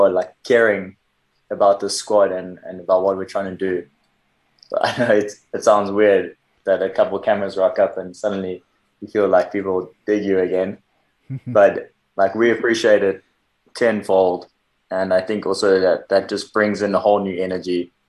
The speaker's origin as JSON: {"language": "English", "country": "South Africa", "said": "as a South African"}